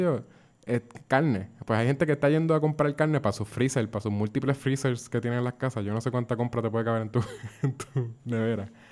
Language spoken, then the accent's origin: Spanish; Puerto Rico